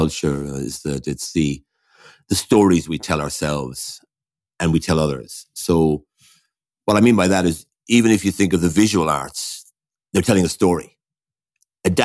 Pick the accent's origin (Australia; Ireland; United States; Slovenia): Ireland; Waterford, Munster; when I was growing up in Waterford.